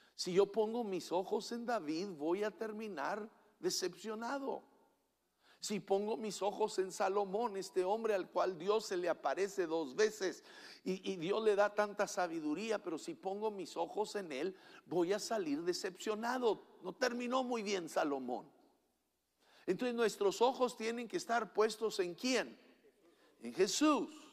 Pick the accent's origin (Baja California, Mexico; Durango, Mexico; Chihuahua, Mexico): Chihuahua, Mexico; cuando crecí en la Junta Chihuahua